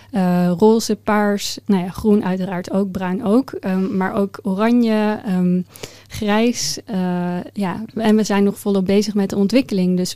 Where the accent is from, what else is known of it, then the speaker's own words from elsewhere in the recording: The Hague, South Holland, Netherlands; ik ben opgegroeid in Den Haag, uh, vlakbij het strand. Dus daar is mijn liefde voor de zee eh, ontstaan.